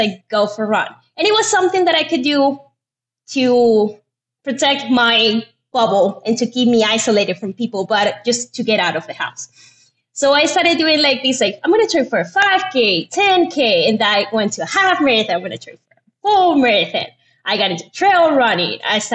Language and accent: English; Venezuela; moved away as an adult; now in United States; I'm from Venezuela. I got here in 2015 to the United States